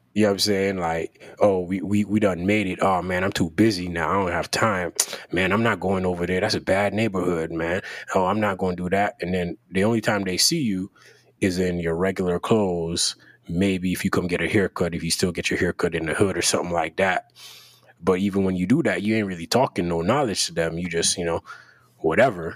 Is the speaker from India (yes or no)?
no; Jamaica; growing up in Jamaica